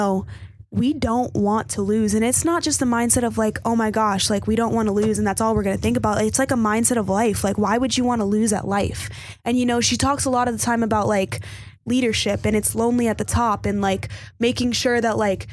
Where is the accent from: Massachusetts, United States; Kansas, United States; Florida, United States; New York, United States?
Florida, United States; Miami; moved away as an adult; growing up in Florida and being taught there my entire life